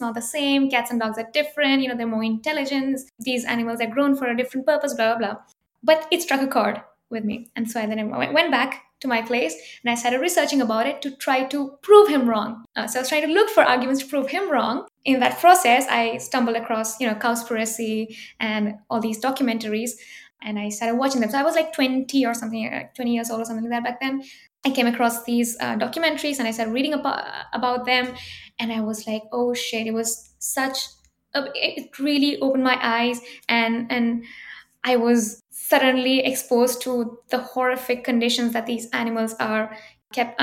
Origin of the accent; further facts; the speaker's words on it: India; moved away as an adult; now in Grenoble, France; I grew up in India